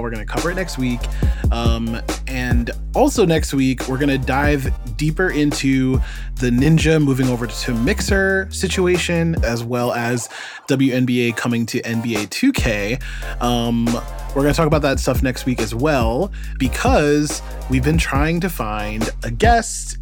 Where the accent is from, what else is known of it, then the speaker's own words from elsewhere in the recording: New York, United States; as a New Yorker